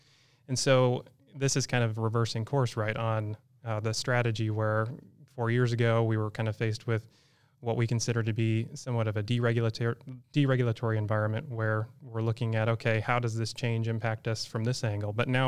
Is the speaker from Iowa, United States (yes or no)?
yes; Iowa, United States; So coming from the community I'm from Iowa, the credit union that I ultimately started with has a really strong market penetration